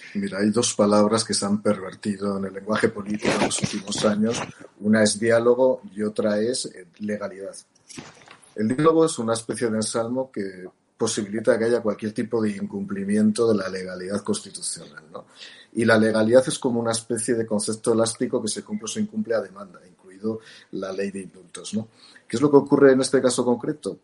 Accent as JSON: {"language": "Spanish", "country": "Spain"}